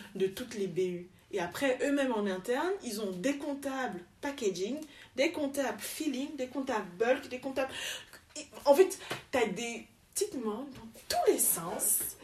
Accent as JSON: {"language": "French", "town": "Douala", "region": "Littoral", "country": "Cameroon", "tie": "born or raised there", "also_born_or_lived": "Yaoundé / France / Zaventem, Belgium", "moved": "as an adult", "lives_now": "Belgium", "said": "je suis camerounaise de Douala, où je suis, donc je suis née à Yaoundé, mais j'ai grandi à Douala"}